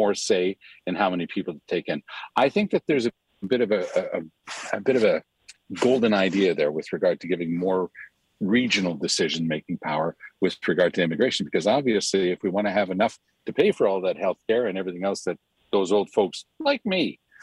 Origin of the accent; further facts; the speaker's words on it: Canada; also born or lived in Quebec; We're Canadian, eh?